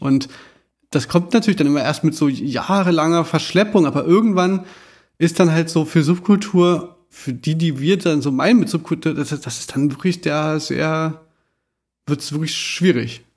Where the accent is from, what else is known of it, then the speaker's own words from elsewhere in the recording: Germany; wir als Deutsche